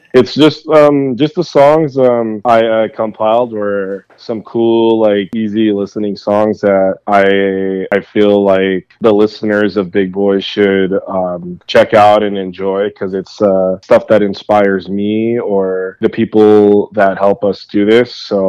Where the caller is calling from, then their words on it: San Jose, California, United States; I'm in beautiful San Jose, California, the best city in the United States, man.